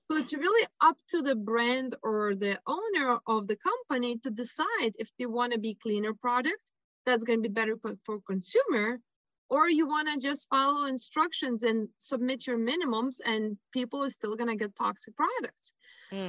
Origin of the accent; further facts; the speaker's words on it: Lithuania; moved away; I was born and raised in Lithuania